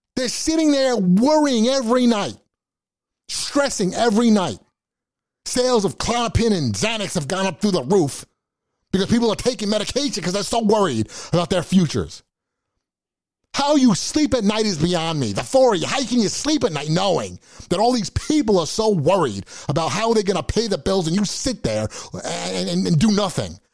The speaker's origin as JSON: {"language": "English", "country": "United States", "said": "I'm an American"}